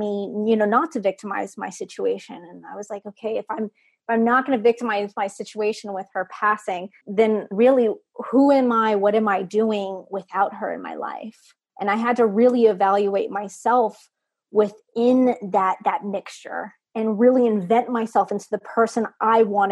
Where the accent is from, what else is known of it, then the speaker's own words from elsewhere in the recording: Texas, United States; now in Maryland, United States; I'm originally from Texas.